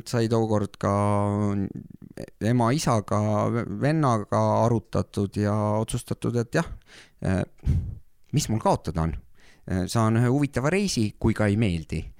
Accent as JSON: {"language": "Estonian", "area": "Saarde Parish", "region": "Pärnu County", "country": "Estonia", "also_born_or_lived": "Norway", "moved": "as an adult", "said": "mina olen siit"}